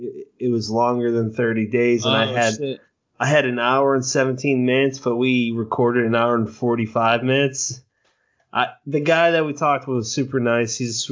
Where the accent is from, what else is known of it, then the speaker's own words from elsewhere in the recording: Ireland; We're both Irish from the same area. They named places that we grew up in.